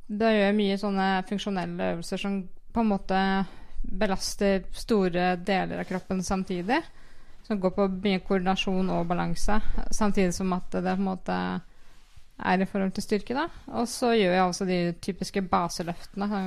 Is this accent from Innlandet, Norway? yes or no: no; Kviteseid, Vestfold og Telemark, Norway; now in Skien, Norway; Jeg har rydda sti hjemme i Kviteseid mens jeg har vært skada.